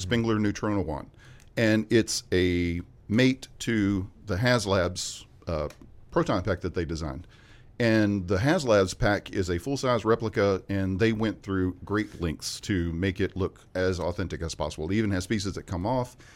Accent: West Memphis, Arkansas, United States; I grew up in West Memphis

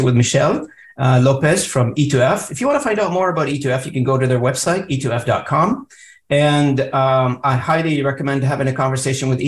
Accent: Lebanon; now in Canada; I'm also an immigrant to Canada. I came in, you know, in the early 90s to Canada. You know, I mean, I come from Lebanon

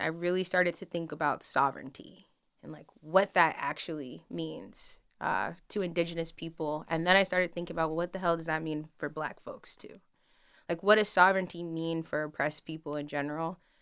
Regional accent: Denver, Colorado, United States; moved away as an adult; now in Wilmington, United States; Denver. Um, I grew up, so when I was younger, I, like, lived in Denver City proper, and then, um, later on in life, moved outside of the city

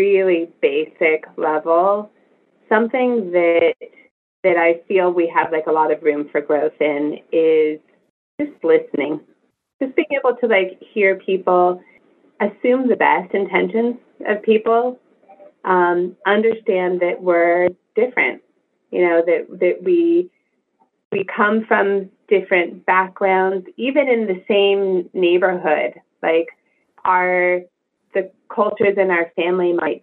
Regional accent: California, United States; I'm from California, we had Price Club

